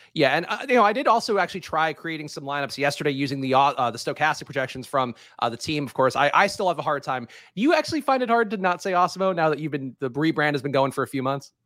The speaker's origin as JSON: {"language": "English", "country": "United States", "said": "as an American."}